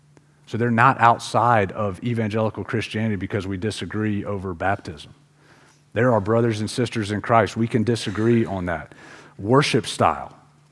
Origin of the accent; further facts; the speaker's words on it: Pensacola, Florida, United States; The church I grew up in Pensacola, Florida, which is a town that's on the city that's on the beach